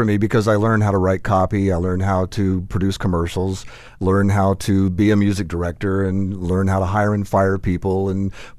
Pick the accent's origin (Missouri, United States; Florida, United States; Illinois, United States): Florida, United States; Fort Pierce; I'd come from Fort Pierce. I was born and raised in Fort Pierce, worked in radio there for about 8 years.